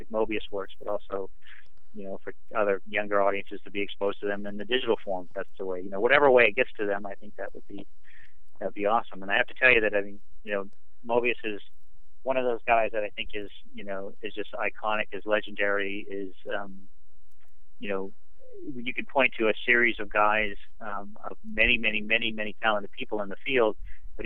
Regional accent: Maine, United States; I grew up in Maine

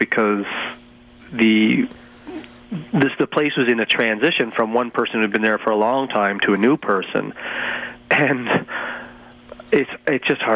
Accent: London, Ontario, Canada; now in Toronto, Canada

